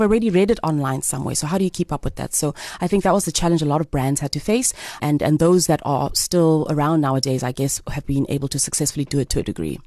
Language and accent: English; Grahamstown, Eastern Cape, South Africa; also born or lived in East London, South Africa / Alice, South Africa / Johannesburg, South Africa; Originally, I am from East London. Okay. Um, I'm a girl from East London. Also grew up in Alice when I was a really nice. young girl. Um, went to boarding school in Grahamstown for most of my life.